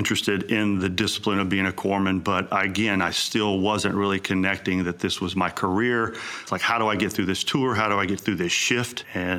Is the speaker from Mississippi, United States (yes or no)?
yes; Mississippi, United States; moved away; where I grew up in Mississippi